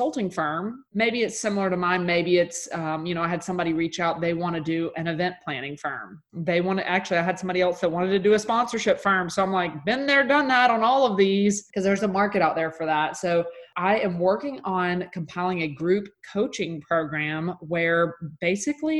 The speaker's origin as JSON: {"language": "English", "region": "Mississippi", "country": "United States", "said": "I'm from Mississippi. That's just in my blood"}